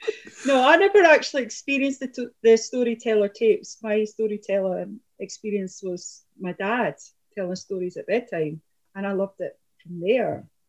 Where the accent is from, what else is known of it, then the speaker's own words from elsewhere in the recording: Scots, Scotland, United Kingdom; So we're including English as much as we're including Scots, because we're a bilingual people.